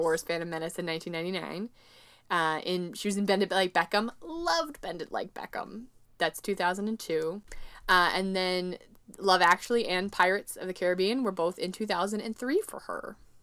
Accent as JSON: {"language": "English", "region": "Midwest", "country": "United States", "said": "an American woman from the Midwest"}